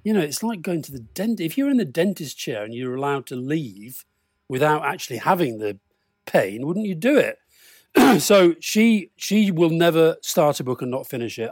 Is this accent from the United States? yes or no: no; Keighley, Yorkshire and the Humber, United Kingdom; I grew up in Keighley in Yorkshire